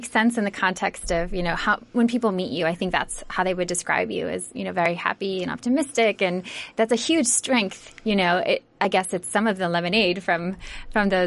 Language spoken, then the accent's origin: English; Midwest, United States; now in California, United States; growing up in the Midwest